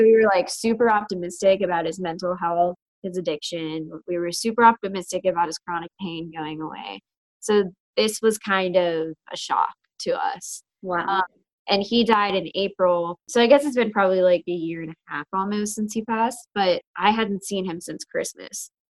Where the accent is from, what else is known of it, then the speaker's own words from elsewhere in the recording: Butler, Pennsylvania, United States; moved away as an adult; also born or lived in New York City; now in Pittsburgh, United States; I was born and raised in Butler, PA